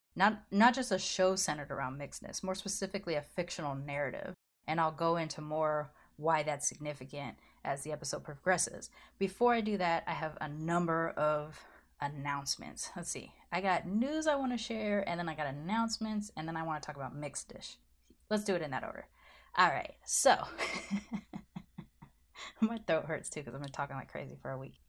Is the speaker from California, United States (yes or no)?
yes; Southern California, United States; I grew up in Southern California.